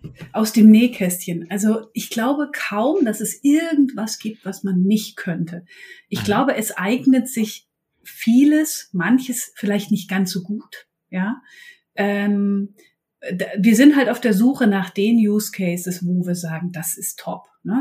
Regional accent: eastern Germany, Germany; now in Bremen, Germany; Bin ursprünglich aber aus dem wilden Osten

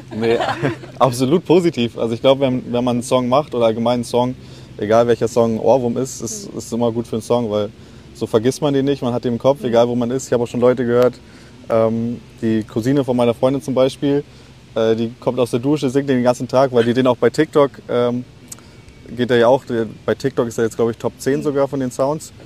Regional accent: Lübeck, Schleswig-Holstein, Germany; wir kommen ja alle aus Lübeck

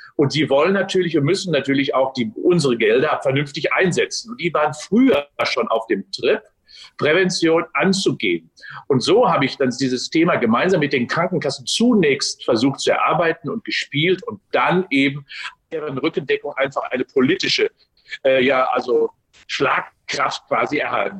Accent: Unna, North Rhine-Westphalia, Germany; moved away as an adult; now in Cologne, Germany; 18. März 57 geboren in Unna, bin also Westfale. Ähm, bin dort ja. aufgewachsen

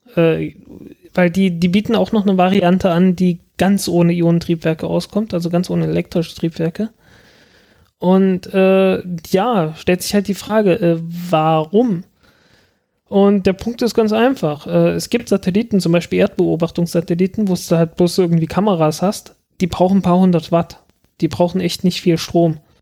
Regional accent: south of Saxony-Anhalt, Germany; moved away as an adult; now in Berlin, Germany; das ist auch im Süden von, von Sachsen-Anhalt so, dass so. man da durchaus Eierkuchen sagt. Also ich bin, ich bin mit Eierkuchen aufgewachsen

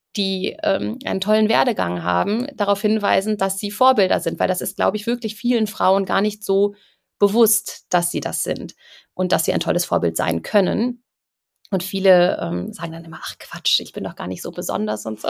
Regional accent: Cologne, North Rhine-Westphalia, Germany; moved away as an adult; now in Munich, Germany; Ich bin eigentlich Kölnerin

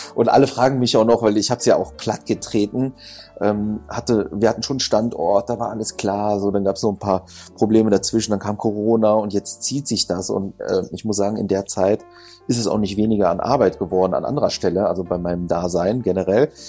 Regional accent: Düsseldorf, North Rhine-Westphalia, Germany; ich bin in Düsseldorf geborener, aber ich habe halt äh, viel auch von der Griechenmentalität mit bekommen

